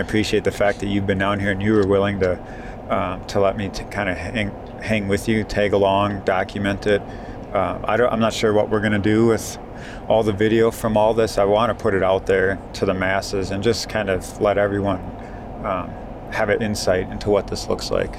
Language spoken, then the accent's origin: English; Wisconsin, United States; Coming from my home state of Wisconsin